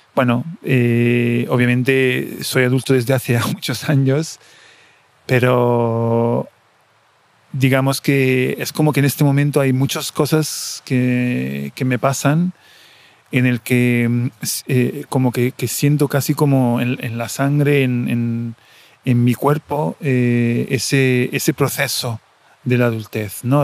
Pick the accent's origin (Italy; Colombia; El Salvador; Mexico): Italy; Coreno Ausonio, Lazio; Spanish is a second language; moved away as an adult; also born or lived in Rome / Buenos Aires; Mi pueblo, Correna Ausonio, en el sur del Lazio, mm, que está entre Roma y Nápoles, en Italia un pueblo de 1.600 habitantes eh, en el que he vivido hasta, hasta mis 19 años